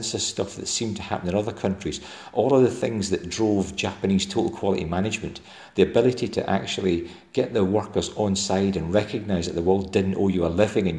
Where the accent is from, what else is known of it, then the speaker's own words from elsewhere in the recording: Dumfries and Galloway, Scotland, United Kingdom; accent: Galwegian (Dumfries and Galloway); the Dumfries and Galloway folk that I most closely identify with, and you can hear my accent